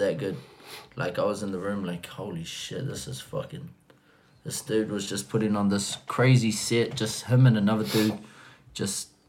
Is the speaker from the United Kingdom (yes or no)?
no; New Zealand; I'm a New Zealander